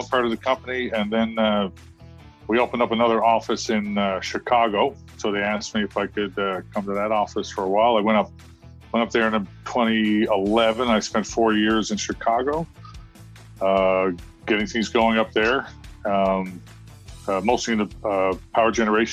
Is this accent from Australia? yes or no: no; Newfoundland and Labrador, Canada; I'm from Canada originally, an island on the East Coast called Newfoundland.